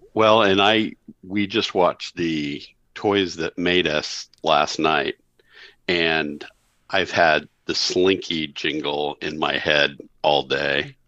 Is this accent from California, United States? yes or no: no; Burlington, Kansas, United States; I am from Burlington, Kansas